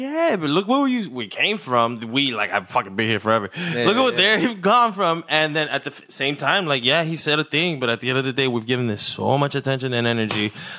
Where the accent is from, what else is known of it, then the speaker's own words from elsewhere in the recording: Mexico; I come from Mexico. And in Mexico, their problems are like, we have to pay the cartel to sell candy on the beach, bro.